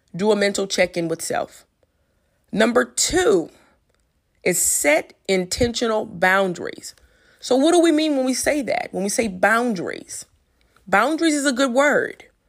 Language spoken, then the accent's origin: English; Louisiana, United States; I'm from Louisiana